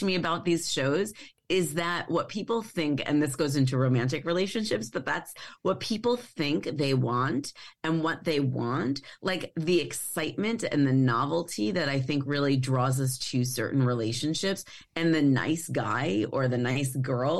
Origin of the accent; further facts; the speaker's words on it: Long Island, New York, United States; I grew up on Long Island, and I just didn't ever, I mean, I probably look like I fit in very well, but I didn't ever feel like I fit in.